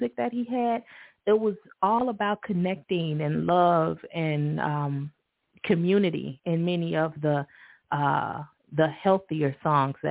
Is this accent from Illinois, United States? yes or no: yes; Chicago, Illinois, United States; when I was a kid growing up in Chicago